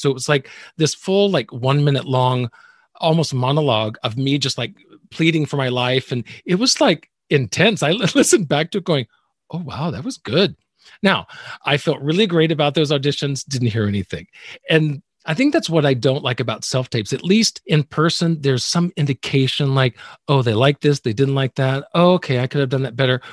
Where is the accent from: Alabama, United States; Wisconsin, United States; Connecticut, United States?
Alabama, United States; I'm from the South as well, being from Alabama